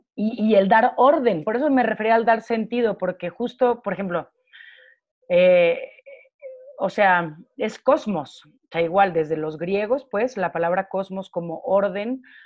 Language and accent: Spanish; Mexico; siendo mexicana, habiendo estado casi toda mi vida en, bueno, hasta, hasta la media superior